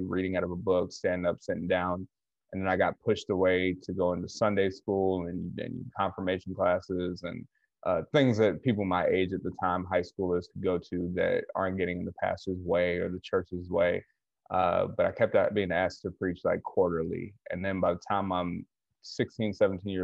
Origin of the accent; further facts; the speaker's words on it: Atlanta, Georgia, United States; moved away as an adult; also born or lived in Kenosha, Wisconsin / Baltimore; I'm from Atlanta